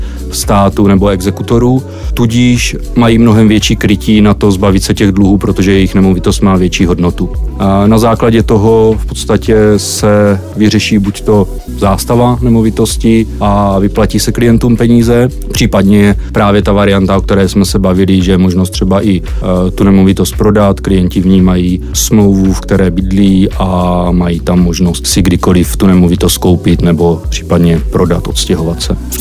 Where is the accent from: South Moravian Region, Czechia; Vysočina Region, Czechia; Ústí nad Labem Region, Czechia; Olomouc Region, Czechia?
South Moravian Region, Czechia; pocházím z Jižní Moravy